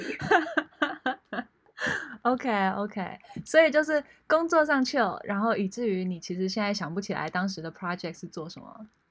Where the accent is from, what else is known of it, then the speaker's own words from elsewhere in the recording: Taiwan; moved away as an adult; also born or lived in France; now in San Francisco Bay Area, United States; 我在台湾长大，后来到美国留学，去过法国当交换学生，现在在美国旧金山湾区当斜杠青年